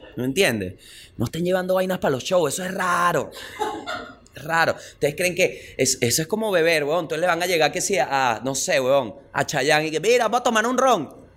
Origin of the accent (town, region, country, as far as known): Venezuela